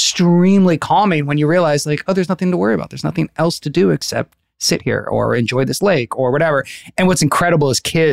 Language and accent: English; Northern California, United States; now in Los Angeles, United States; I'm from Northern California